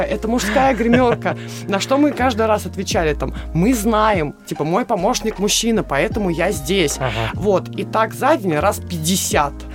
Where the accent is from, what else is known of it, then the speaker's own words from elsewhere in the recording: Russia; Я единственный участник из России.